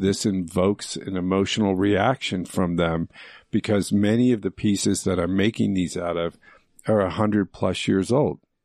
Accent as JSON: {"language": "English", "town": "Phoenix", "region": "Arizona", "country": "United States", "tie": "born or raised there", "also_born_or_lived": "Mineola, Long Island, New York", "said": "I was raised in Phoenix, Arizona"}